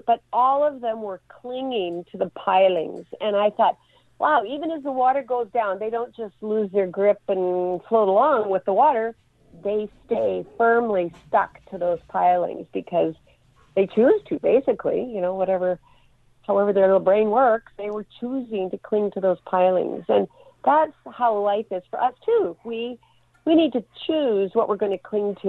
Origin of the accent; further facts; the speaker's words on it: Alberta, Canada; now in Vancouver area, Canada; I grew up in Alberta, where minus 40 was typical for winter